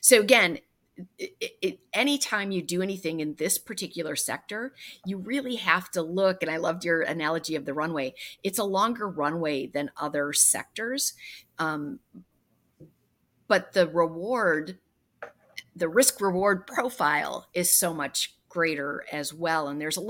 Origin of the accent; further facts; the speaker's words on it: Wisconsin, United States; So, you know, I came from Wisconsin, and people who are raised in Wisconsin don't necessarily, when they leave to take a job somewhere else, they don't necessarily say, I'm only taking this for the time being because my goal is to go back to Wisconsin.